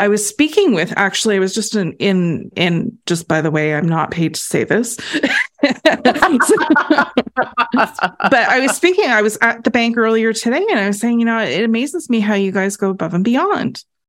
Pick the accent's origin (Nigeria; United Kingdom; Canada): Canada; as a Canadian